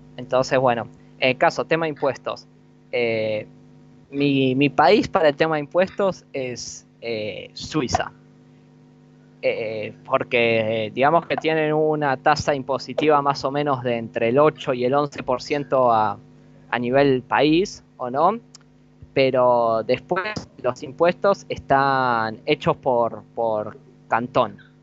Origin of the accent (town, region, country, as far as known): Argentina